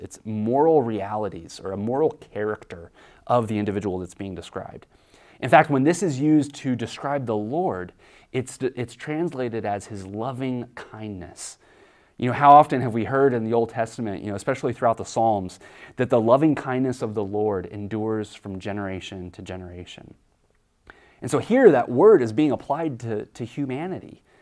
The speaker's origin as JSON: {"language": "English", "region": "Kansas", "country": "United States", "tie": "born or raised there", "said": "I grew up in Kansas"}